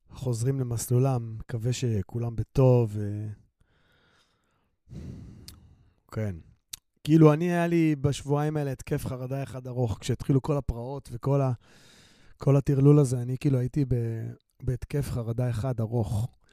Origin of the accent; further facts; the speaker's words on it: Ramla, Central District, Israel; אני גדלתי ברמלה.